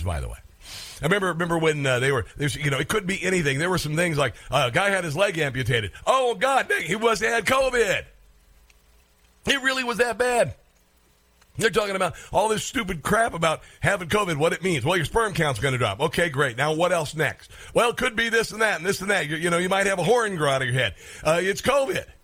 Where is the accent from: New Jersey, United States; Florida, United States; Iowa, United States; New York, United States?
Iowa, United States; I am from Iowa. I grew up fairly poor on a farm.